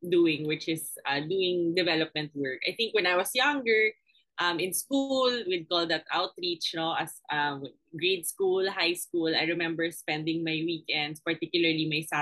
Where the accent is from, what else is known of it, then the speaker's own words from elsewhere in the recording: Manila, Metro Manila, Philippines; I grew up in Paco, Manila.